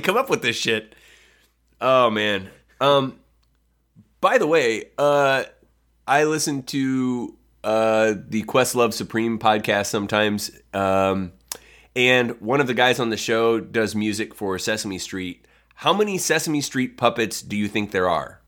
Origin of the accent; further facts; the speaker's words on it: Northwest Ohio, United States; we grew up in a small town in Northwest Ohio that got W G N